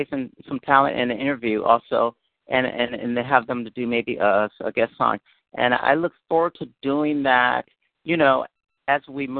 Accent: Berkeley, California, United States; I grew up in Berkeley, so I was exposed to a lot of different, people.

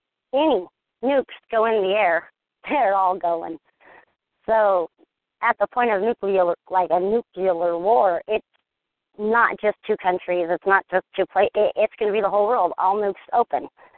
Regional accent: United States; We're American.

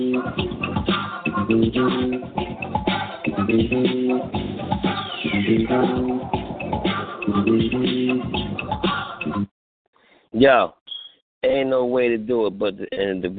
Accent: Philadelphia, Pennsylvania, United States; I'm from Philly

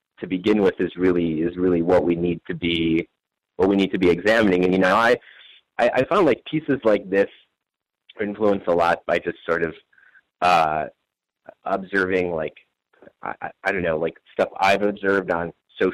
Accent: Wisconsin, United States; I'm from Wisconsin

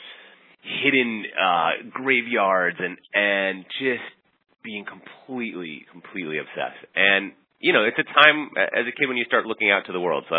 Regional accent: Minneapolis, Minnesota, United States; moved away as an adult; now in New York, United States; I grew up in the Midwest going on crazy road trips with my parents and visiting some kind of unusual sites and spent my teenage years in Minneapolis

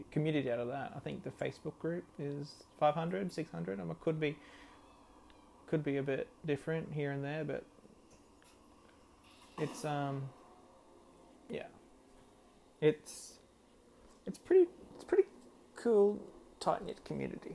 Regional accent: Australia; I'm an Australian

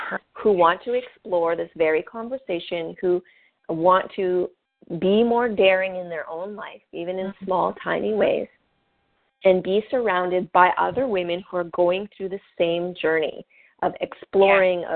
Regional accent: Canada; I'm French Canadian

